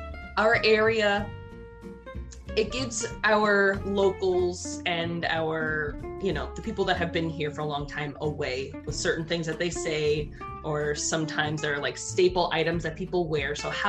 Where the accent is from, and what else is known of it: Hampton Roads, Virginia, United States